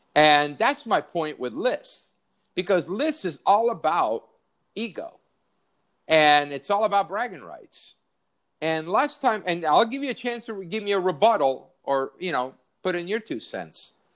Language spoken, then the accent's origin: English; San Diego, California, United States; moved away; I grew up in San Diego. My whole family still lives there